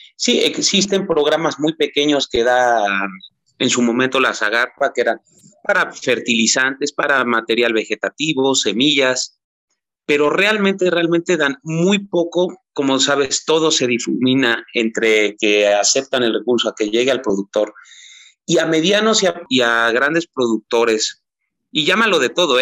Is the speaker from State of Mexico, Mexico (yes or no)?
no; Teziutlán, Puebla, Mexico; regreso a Teciutlán, Puebla, de donde soy originario